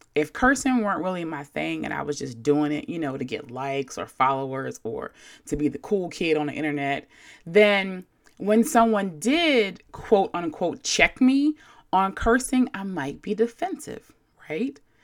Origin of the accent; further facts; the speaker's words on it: Baltimore, Maryland, United States; I'm from Baltimore, a place where we affectionately call people whores and overly use the word yo.